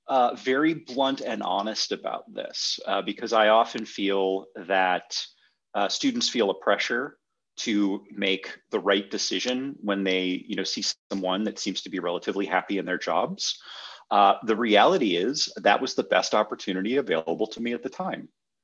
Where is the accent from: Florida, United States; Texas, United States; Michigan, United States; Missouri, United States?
Michigan, United States; born there; I was born in Michigan, moved around a little bit with my folks. My father worked for General Motors, so we sort of moved where they were building plants or doing renovations. Settled back in Michigan.